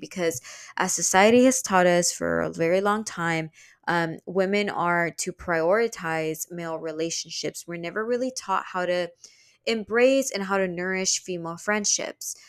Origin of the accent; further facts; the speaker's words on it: Houston, Texas, United States; also born or lived in New York; I was from Houston